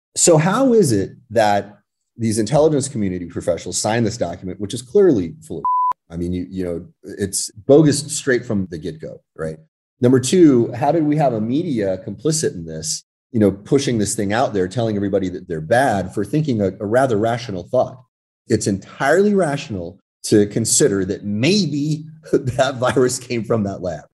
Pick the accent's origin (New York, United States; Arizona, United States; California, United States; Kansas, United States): California, United States; when I was very young, I was raised in California